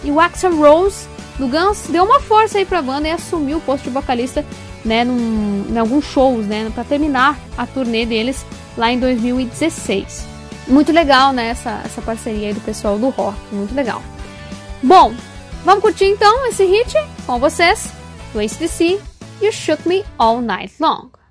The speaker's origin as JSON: {"language": "Portuguese", "town": "Passo Fundo", "region": "Rio Grande do Sul", "country": "Brazil", "tie": "born or raised there", "said": "à minha cidade natal, minha né? Passo Fundo"}